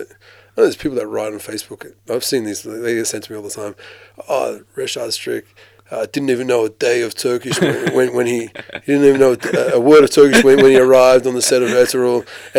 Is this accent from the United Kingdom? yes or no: no; Australia; there's not that many Muslims where I grew up in Australia. I was the only Muslim in my school, basically. Me and my brothers were the only Muslims in our school.